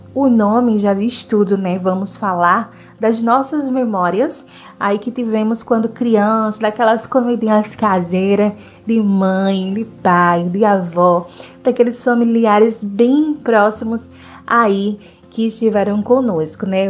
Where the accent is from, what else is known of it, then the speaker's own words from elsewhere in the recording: Northeast Region, Brazil; eu sou nordestina